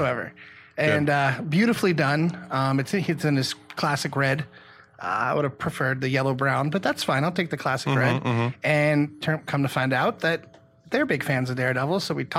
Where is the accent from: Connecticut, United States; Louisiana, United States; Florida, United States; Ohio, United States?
Louisiana, United States; New Orleans; moved away; a child growing up in New Orleans